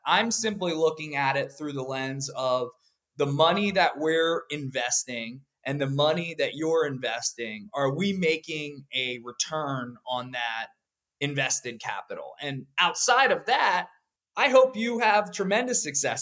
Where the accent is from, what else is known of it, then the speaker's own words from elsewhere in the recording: Pennsylvania, United States; I grew up in Pennsylvania